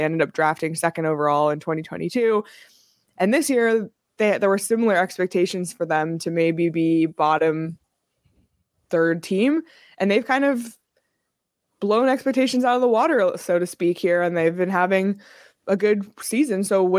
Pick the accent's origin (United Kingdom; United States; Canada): Canada; Toronto, Ontario; I'm from Toronto. I've just lived here too long.